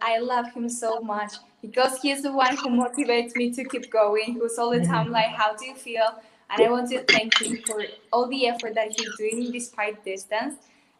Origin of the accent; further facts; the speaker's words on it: Córdoba, Argentina; English is a second language; from Argentina